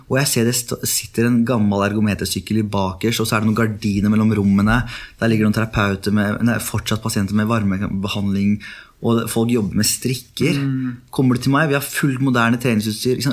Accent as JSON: {"language": "Norwegian", "region": "Oslo", "country": "Norway", "tie": "born or raised there", "also_born_or_lived": "Netherlands", "said": "Jeg er jo halvt norsk, halvt meksikaner. Ja. Oppvokst på Furuset, Oslo øst"}